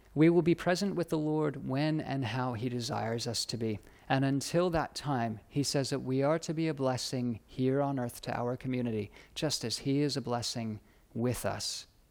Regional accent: United States; moved away as an adult; also born or lived in United Kingdom; now in Australia; being an American, studying in America

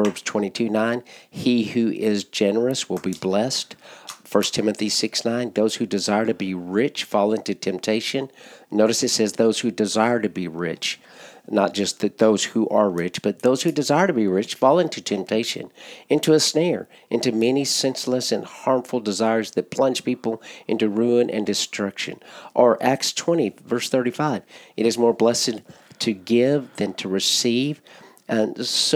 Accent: United States; as American believers

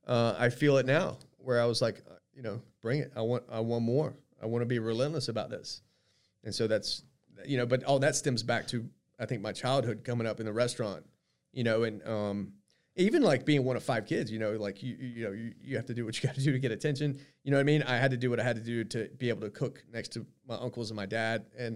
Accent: Myrtle Beach, South Carolina, United States; And so soon after that, I moved back to my hometown of Myrtle Beach.

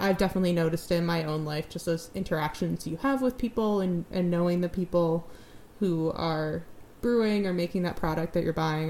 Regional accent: New England, United States; now in Newfoundland, Canada; I'm from New England

